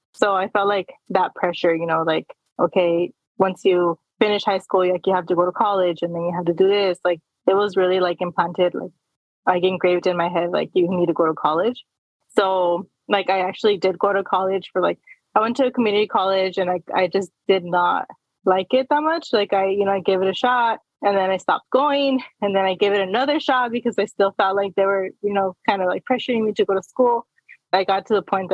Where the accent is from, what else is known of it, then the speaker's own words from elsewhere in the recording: El Paso, Texas, United States; first language Spanish; English is a second language; moved away as an adult; now in San Diego, United States; I was born and raised in Texas. My parents came from Juarez. So they came from Juarez to El Paso. So I was actually, you know, born and raised there